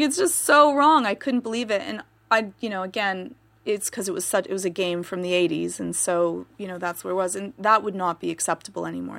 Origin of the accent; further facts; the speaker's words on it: Canada; I'm Canadian